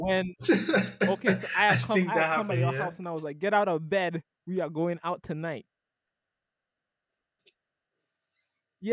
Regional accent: U.S. Virgin Islands; when I was growing up in St. Thomas

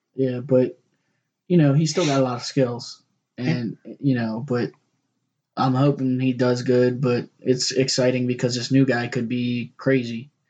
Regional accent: Baltimore, Maryland, United States; we're from Baltimore, both of us

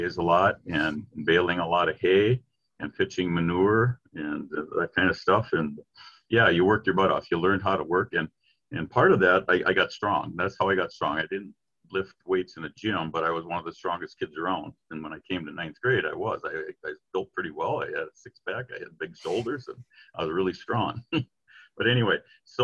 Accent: Vermillion, Minnesota, United States; also born or lived in Hastings; growing up in Vermilion.

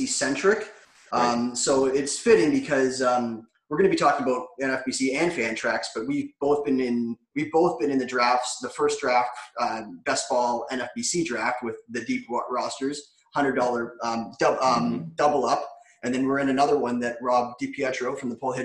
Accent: about an hour south of Toronto, Ontario, Canada; I'm from Toronto. I'm not really from Toronto, but I'm about an hour south of Toronto.

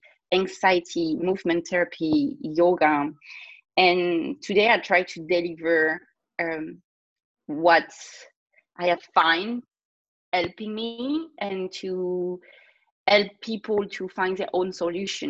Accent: France; accent: French; English is a second language; I'm a French girl, obviously, like everybody gonna hear my accent in a second

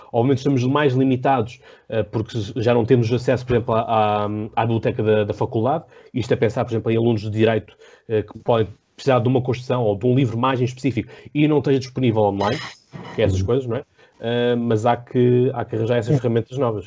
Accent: Portugal; 3 é que somos portugueses

